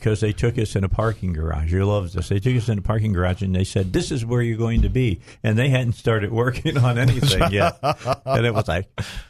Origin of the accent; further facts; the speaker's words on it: Illinois, United States; now you're talking about where I grew up outside of Chicago.